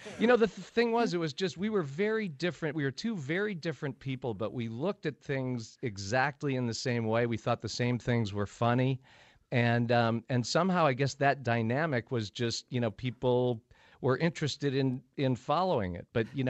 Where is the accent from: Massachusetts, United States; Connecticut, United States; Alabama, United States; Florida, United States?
Connecticut, United States; I'm from Connecticut. How you doing?